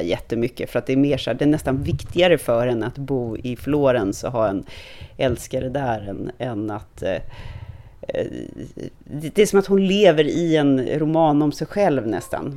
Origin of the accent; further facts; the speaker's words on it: Stockholm, Stockholm County, Sweden; also born or lived in United States / Hong Kong / France; jag är född och uppvuxen i Stockholm, att jag är stockholmare